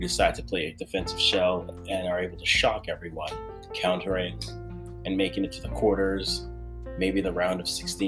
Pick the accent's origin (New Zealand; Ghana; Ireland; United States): Ghana; I'm Ghanaian